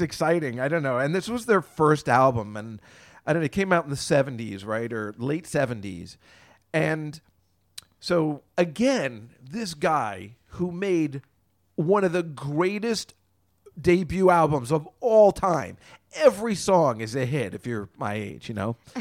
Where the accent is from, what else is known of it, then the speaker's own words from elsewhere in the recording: New Jersey, United States; if you're a young boy growing up in Jersey